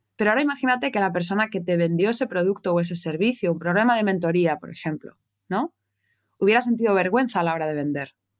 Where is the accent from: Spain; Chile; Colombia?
Spain; Madrid, Community of Madrid; moved away as an adult; now in Barcelona, Spain; yo nací en Madrid, en España, de madre española, de padre francés